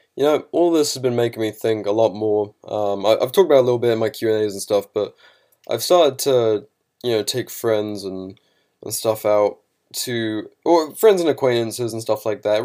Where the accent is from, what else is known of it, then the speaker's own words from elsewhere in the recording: United Kingdom; now in United States; to be a Brit